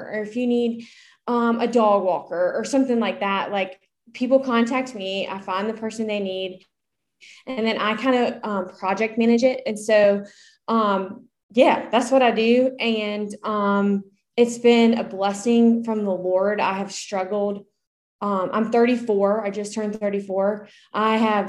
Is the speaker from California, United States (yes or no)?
no; Columbia, South Carolina, United States; I live in Columbia, South Carolina, and I'm sure you can hear that in my accent. I own a small business here. I was born and raised here